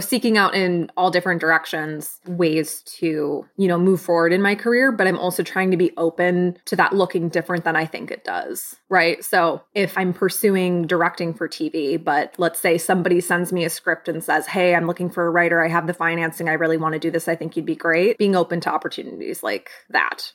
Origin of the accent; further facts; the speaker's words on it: Michigan, United States; now in Los Angeles, United States; I am originally from Michigan, and now I am a Los Angeles-based writer, director, and producer